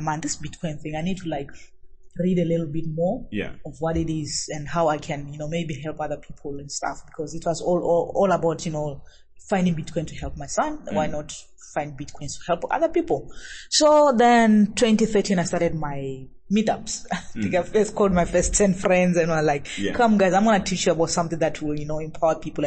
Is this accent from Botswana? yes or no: yes; Francistown, North-East District, Botswana; now in Gaborone, Botswana; I'm from Botswana. I live in Gaborone. I was born in Francistown